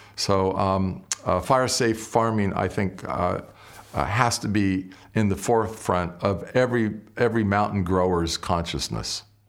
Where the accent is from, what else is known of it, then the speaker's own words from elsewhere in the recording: Southern California, United States; moved away as an adult; now in Napa Valley, United States; My brother and I grew up in Southern California